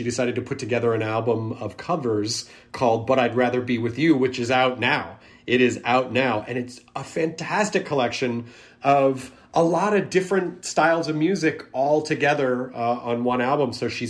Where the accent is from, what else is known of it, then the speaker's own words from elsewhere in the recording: Tennessee, United States; also born or lived in Kentucky; I was born in Kentucky. I grew up in Tennessee.